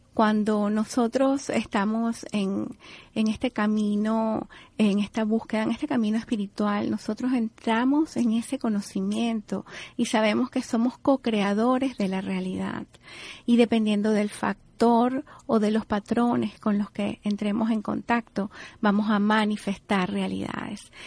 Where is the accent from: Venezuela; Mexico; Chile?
Venezuela; now in Miami, United States; Yo como venezolana no puedo abstraerme porque esté aquí en, en el sur de la Florida, aquí en Miami